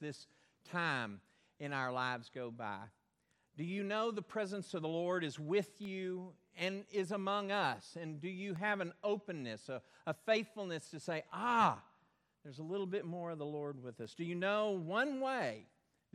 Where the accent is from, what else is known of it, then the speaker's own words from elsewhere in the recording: Belton, Texas, United States; Where I grew up in Belton, there was a dam, Belton Dam, built way up high